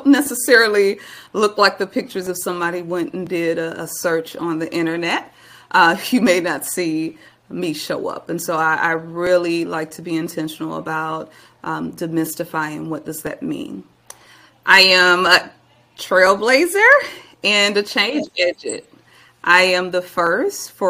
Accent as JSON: {"language": "English", "town": "Milwaukee", "region": "Wisconsin", "country": "United States", "tie": "born or raised there", "moved": "yes", "lives_now": "Texas, United States", "said": "I'm originally from Milwaukee, Wisconsin, born and raised, and spent all of my early years there"}